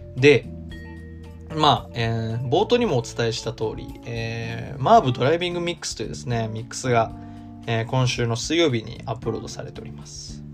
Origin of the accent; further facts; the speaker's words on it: Tokyo, Japan; moved away as an adult; now in Osaka, Japan; 大阪は一回も住んだことなくて、東京でずっと生まれ育って、まあ、大阪に来て